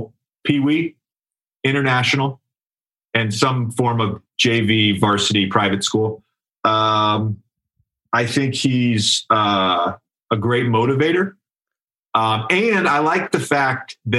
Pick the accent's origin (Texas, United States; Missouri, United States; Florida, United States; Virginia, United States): Virginia, United States; I'm from Virginia.